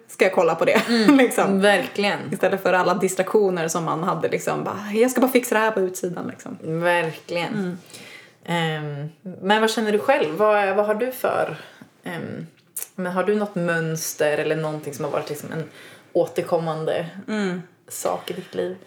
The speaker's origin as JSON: {"language": "Swedish", "country": "United States", "also_born_or_lived": "Sweden", "said": "I'm American."}